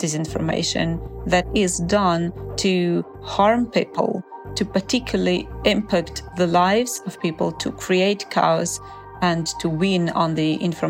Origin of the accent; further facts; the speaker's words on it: Ukraine; moved away as an adult; now in Spain; I'm now living in Spain, but originally I'm from Ukraine. So I'm basically, before the war started, I lived between the two countries because I work in Ukraine.